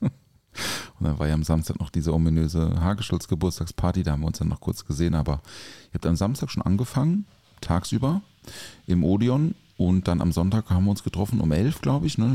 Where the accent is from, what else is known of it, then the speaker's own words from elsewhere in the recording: Durbach, Baden-Württemberg, Germany; aus Durbach, aus meiner Heimat